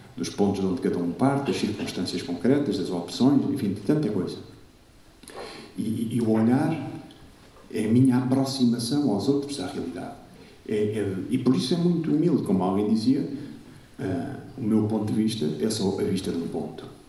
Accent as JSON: {"language": "Portuguese", "region": "Lisbon", "country": "Portugal", "tie": "born or raised there", "said": "Sou de Lisboa, acho que conheço bastante bem Lisboa. Eh, vivi em Lisboa até entrar para a Companhia de Jesus"}